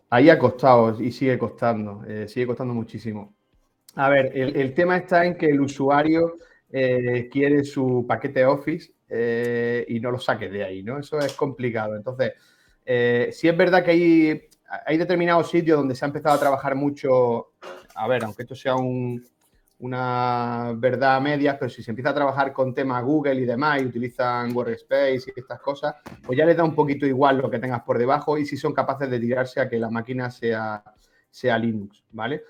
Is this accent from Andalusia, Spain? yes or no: yes; Granada, Andalusia, Spain; soy de Granada, administrador de sistemas